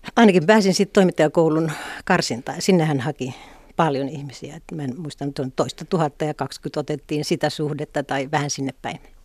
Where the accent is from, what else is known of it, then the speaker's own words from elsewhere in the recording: Pelkosenniemi, Lapland, Finland; moved away as an adult; also born or lived in Helsinki; Mähän olin kotoisin sellaista pienestä kylästä nimeltä Pelkosen Niemi